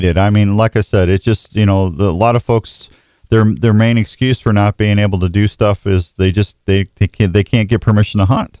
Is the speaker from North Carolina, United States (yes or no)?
no; Missouri, United States; moved away as an adult; now in Iowa, United States; growing up in Missouri